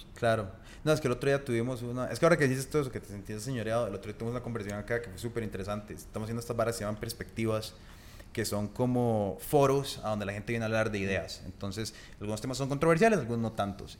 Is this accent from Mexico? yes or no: no; Costa Rica; en Costa Rica tenemos que hablar de usted o de vos